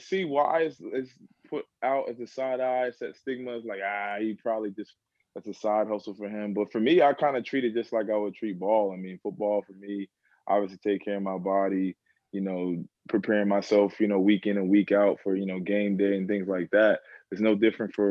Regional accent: Plainfield, New Jersey, United States; also born or lived in Boston; I'm from Plainfield, New Jersey. That's a inner city in central Jersey.

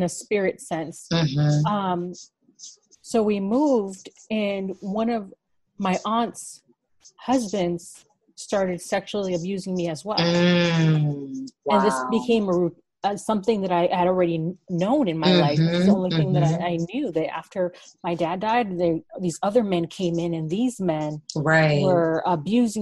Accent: Miami, Florida, United States; now in Phoenix, United States; I've been here for like 20 years. I was raised in Miami, Florida for some time

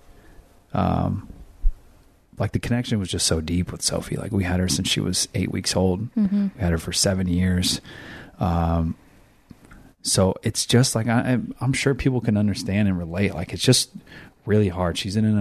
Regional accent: Elk Grove, California, United States; I'm from Elk Grove, California.

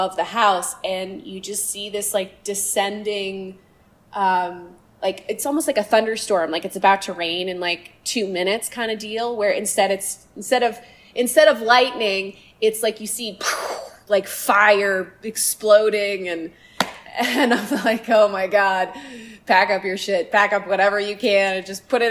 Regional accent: Concord, Massachusetts, United States; moved away; I grew up in Concord, Carlisle

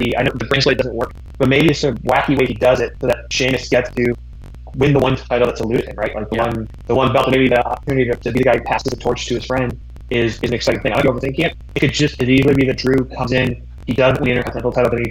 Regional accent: Greater Toronto Area, Ontario, Canada; now in Los Angeles, United States; shout out to us GTA kids

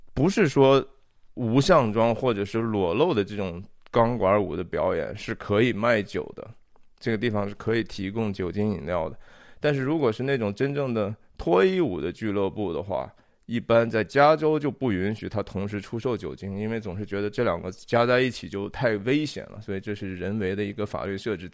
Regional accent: China; 我们中国人叫卖淫嘛

